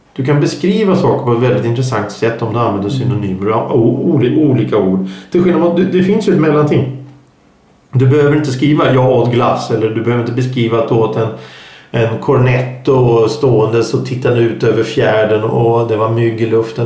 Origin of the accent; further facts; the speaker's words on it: Stockholm, Stockholm County, Sweden; accent: stockholmska; många säger att jag pratar stockholmska